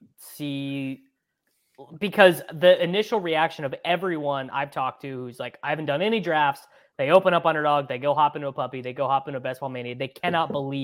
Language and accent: English; United States; Like it is my right as an American to not care about Keenan Allen.